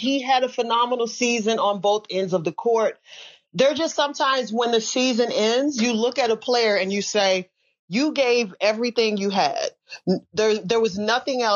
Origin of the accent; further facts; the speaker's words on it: Midwest, United States; I'm from the Midwest